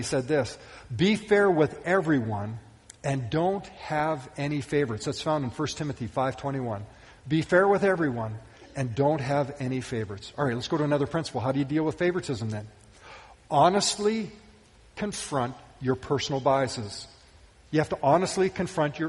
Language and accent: English; Western Canada, Canada; I can remember growing up, I grew up in Western Canada